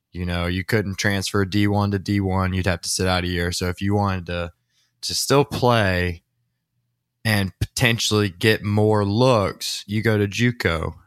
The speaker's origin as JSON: {"language": "English", "town": "Watkinsville", "region": "Georgia", "country": "United States", "said": "I'm from Walkinsville, Georgia. That's where Zaxby's started"}